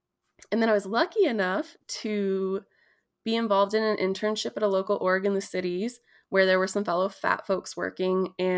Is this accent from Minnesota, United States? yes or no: yes; Prairie Island, Minnesota, United States; So I am Bedewakantuan Dakota from Tintawinta, which is Prairie Island here in Minnesota.